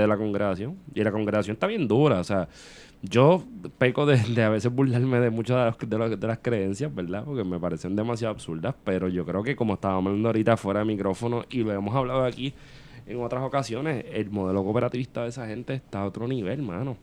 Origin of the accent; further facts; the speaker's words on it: Puerto Rico; como puertorriqueños